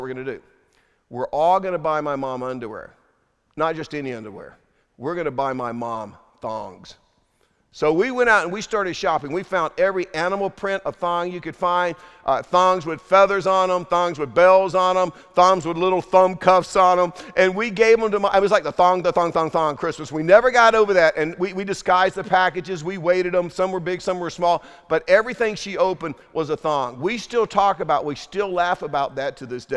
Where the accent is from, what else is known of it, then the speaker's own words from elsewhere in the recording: Durham, North Carolina, United States; we grew up in Durham, North Carolina, dirt poor